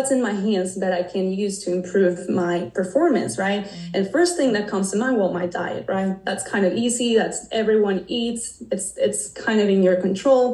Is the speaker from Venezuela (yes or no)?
yes; Venezuela; moved away as an adult; now in United States; I was born and raised in Venezuela, and I have been living here in the States for probably the past 10 years.